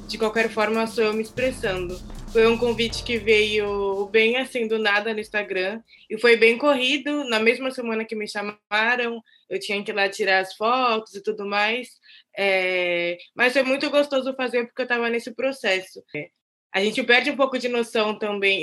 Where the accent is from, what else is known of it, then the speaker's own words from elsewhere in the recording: Santos, São Paulo, Brazil; sou nascida e criada em Santos